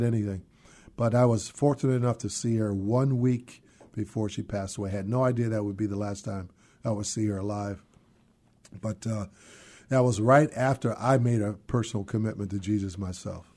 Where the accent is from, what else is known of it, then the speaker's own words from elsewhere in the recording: San Francisco, California, United States; moved away as an adult; now in Seattle, United States; was born and raised in San Francisco